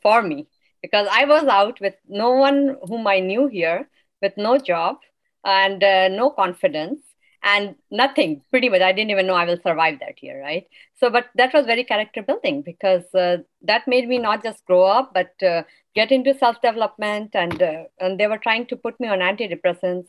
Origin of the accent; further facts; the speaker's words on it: India; now in United States; I'm from India